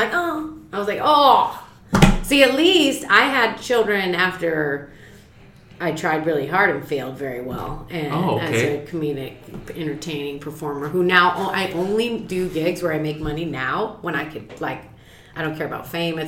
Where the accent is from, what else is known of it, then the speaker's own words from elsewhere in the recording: Phoenix, Arizona, United States; I'm from Phoenix.